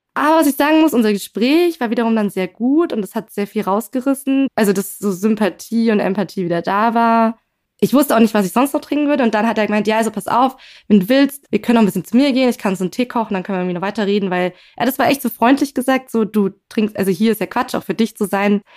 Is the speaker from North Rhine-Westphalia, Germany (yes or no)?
no; Berlin, Germany; ich komme aus Berlin